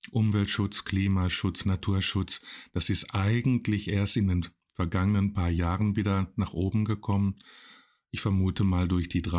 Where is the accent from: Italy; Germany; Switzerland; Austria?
Germany; Schwerte, North Rhine-Westphalia; Und da beschloss ich, die Städte oder jedenfalls meine Heimatstadt Schwerte ein bisschen grüner zu machen.